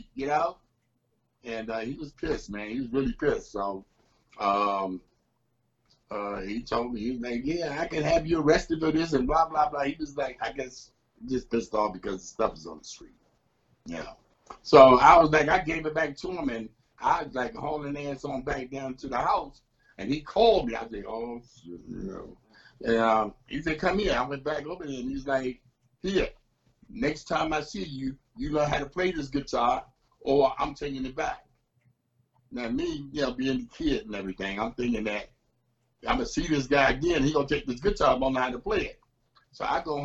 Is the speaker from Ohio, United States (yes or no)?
no; Washington, District of Columbia, United States; also born or lived in Maryland; now in Upper Marlboro, United States; I'm originally from Southeast D.C., Washington, D.C., you know. Been raised up there most of my life, the other half, in Maryland